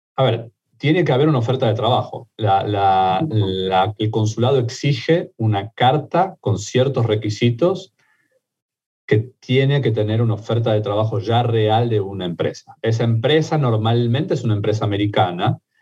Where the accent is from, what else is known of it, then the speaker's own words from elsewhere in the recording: Argentina; accent: Argentine; also born or lived in Mexico; now in United States; mi acento argentino, pero viví en México varios años y me hice mexicano también